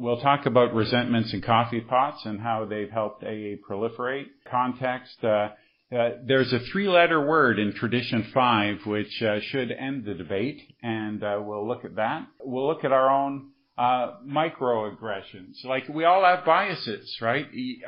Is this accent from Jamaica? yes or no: no; Montreal, Quebec, Canada; And I'm from Montreal, right?